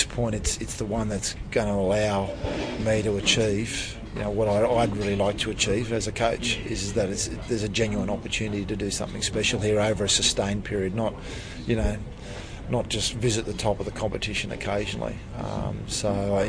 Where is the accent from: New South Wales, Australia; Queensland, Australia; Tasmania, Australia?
Queensland, Australia; Thursday Island; I was born on Thursday Island, which is a Torres Strait Island.